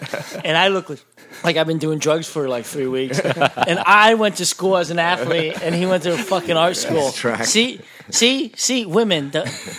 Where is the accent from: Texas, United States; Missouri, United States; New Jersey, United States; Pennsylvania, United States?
Pennsylvania, United States; Bethlehem; Bethlehem, Pennsylvania.